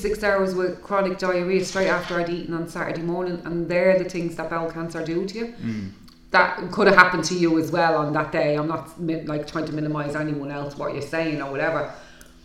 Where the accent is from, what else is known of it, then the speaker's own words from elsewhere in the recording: Ireland; us as Irish people